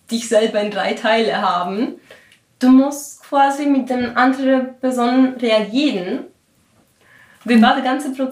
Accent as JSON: {"language": "German", "country": "Greece", "first_language": "Greek", "second_language": "German", "said": "meine Muttersprache ist die griechische Sprache und ich muss jetzt alles auf Deutsch machen oder auf dem Englischen."}